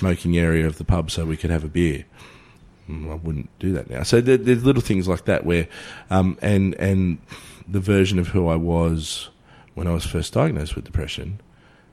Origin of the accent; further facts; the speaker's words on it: Australia; I'm Australian